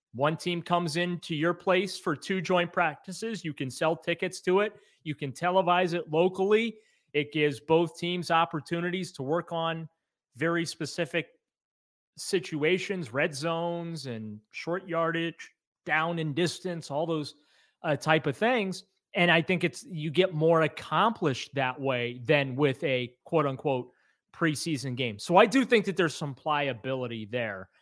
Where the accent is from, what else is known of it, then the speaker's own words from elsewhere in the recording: New Orleans, Louisiana, United States; moved away; I was born in New Orleans